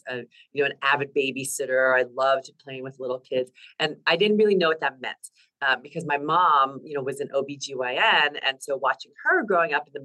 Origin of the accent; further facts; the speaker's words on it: New Jersey, United States; moved away as an adult; also born or lived in California; now in Bay Area, California, United States; I grew up in New Jersey. I'm a Jersey girl